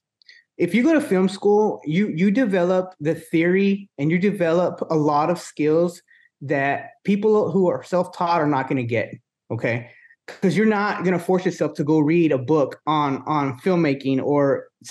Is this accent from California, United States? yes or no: no; Wichita Falls, Texas, United States; also born or lived in Dallas, Texas; now in Corpus Christi, United States; Wichita Falls, Texas, where I was born in my hometown